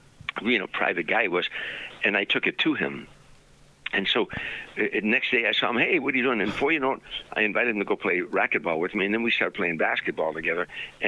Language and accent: English; Harvey, Illinois, United States; moved away as an adult; now in Sherman Oaks, United States; as a little boy growing up in Harvey, I had 8 brothers and sisters. We lived in a shack, you know, raggedy poor